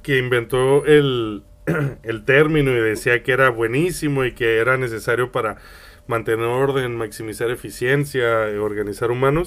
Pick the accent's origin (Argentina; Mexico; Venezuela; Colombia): Mexico; moved away; also born or lived in Spain; tú sabes que yo viví en España muchos años y que soy de México.